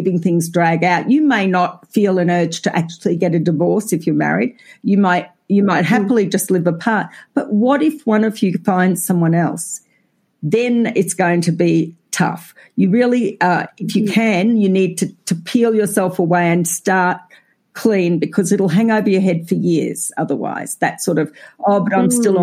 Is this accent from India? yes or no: no; Australia; accent: Australian; I think we're fairly identifiable as Australian